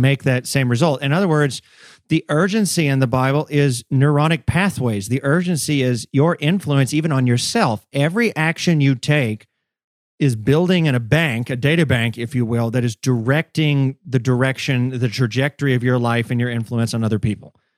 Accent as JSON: {"language": "English", "region": "the South", "country": "United States", "tie": "born or raised there", "said": "I grew up in the South"}